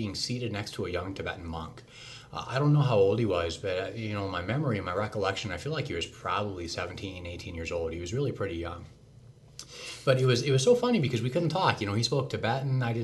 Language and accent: English; South Central Montana, United States; moved away; also born or lived in Oregon / Portland / Boston, Massachusetts; I grew up in South Central Montana.